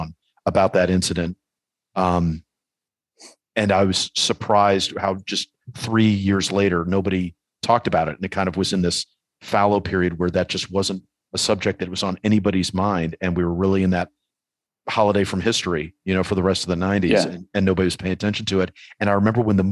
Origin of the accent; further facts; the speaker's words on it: New York, United States; as a New Yorker